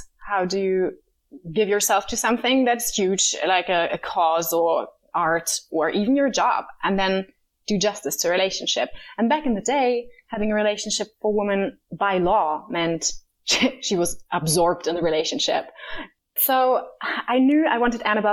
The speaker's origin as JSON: {"language": "English", "country": "Germany", "tie": "born or raised there", "also_born_or_lived": "Berlin", "said": "I grew up, I'm originally from Berlin, but I grew up in the countryside"}